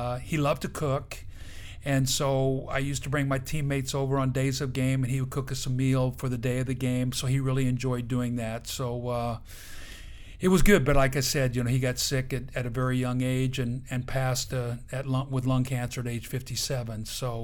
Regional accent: Benton, Illinois, United States; I grew up in Benton, Illinois, a town of about 7,000 people

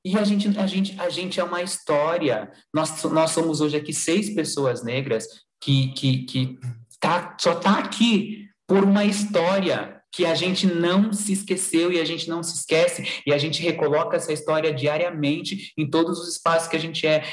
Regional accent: Sorocaba, São Paulo, Brazil; moved away; minha cidade onde eu nasci, é onde eu estou agora, né? Mas não é a cidade que eu fico sempre, mas a cidade de Sorocaba

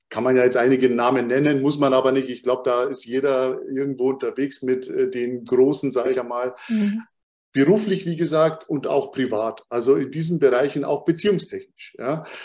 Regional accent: Munich, Bavaria, Germany; born there; Und das jetzt noch als, als eine Art Mischling und dann noch geboren in Bayern, in München.

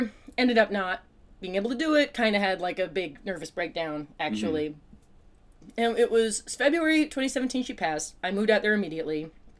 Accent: New Jersey, United States; moved away as an adult; also born or lived in New York / Iowa; I grew up in New Jersey, but my parents moved out to Iowa

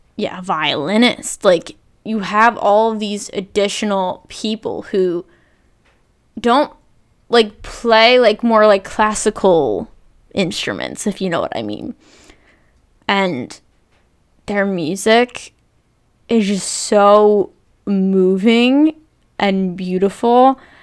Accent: New Jersey, United States; growing up in New Jersey, where I live.

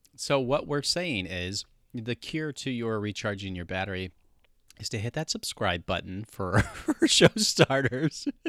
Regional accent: Midwest, United States; growing up in the Midwest, I'm totally used to wintertime

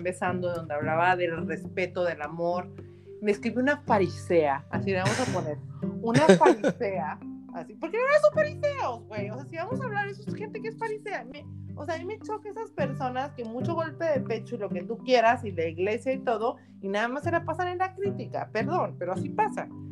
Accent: Baja California, Mexico; baja californiana de nuestra primera, o sea, de la ciudad, de la primera Miss Universo mexicana

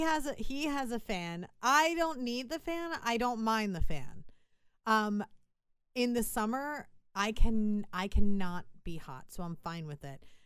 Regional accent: Philadelphia, Pennsylvania, United States; we're from Philadelphia

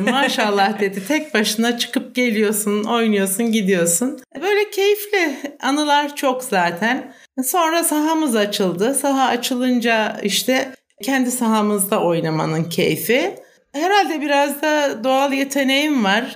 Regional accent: Aksaray, Aksaray Province, Turkey; also born or lived in İzmir / Ankara; Aksaraylıyım. Eczacıyım. Doğma büyüme, ilkokulu, ortaokulu Aksaray'da okudum.

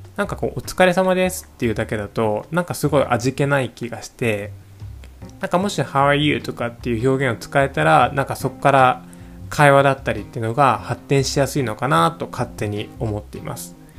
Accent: Japan; first language Japanese; moved away as an adult; also born or lived in Singapore; 僕も母語の日本語

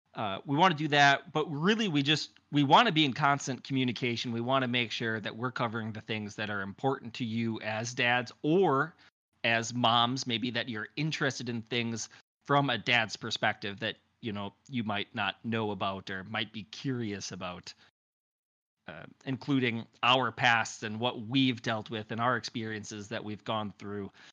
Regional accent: Wisconsin, United States; I'm from Wisconsin

